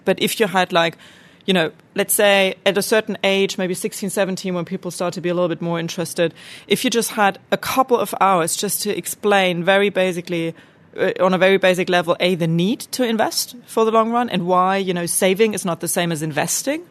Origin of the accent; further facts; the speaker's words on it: Germany; growing up in Germany